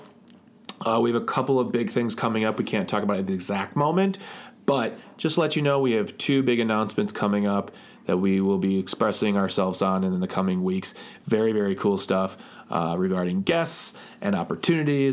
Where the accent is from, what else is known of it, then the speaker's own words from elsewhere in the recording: Midwest, United States; I'm from the Midwest